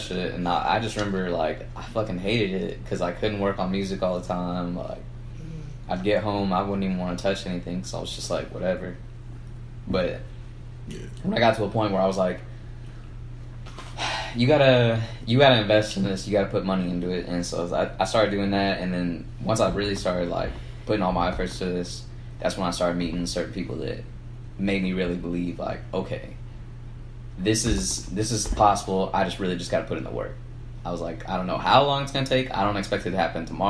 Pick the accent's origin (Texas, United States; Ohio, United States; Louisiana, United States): Texas, United States; San Antonio; we're from San Antonio